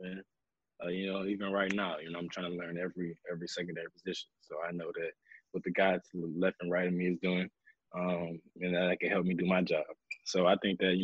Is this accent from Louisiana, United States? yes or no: yes; Louisiana, United States; I'm from Louisiana